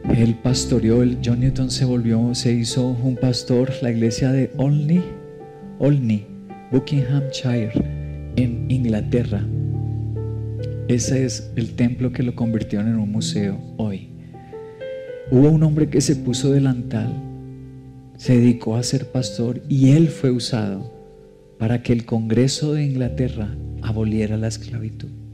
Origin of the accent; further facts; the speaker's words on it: Colombia; como colombianos del siglo XXI nos cuesta